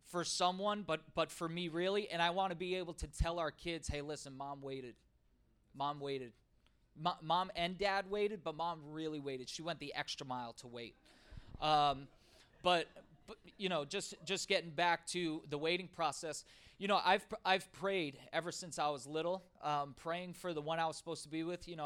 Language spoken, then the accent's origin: English; the South, United States; Uh, I'm from the South.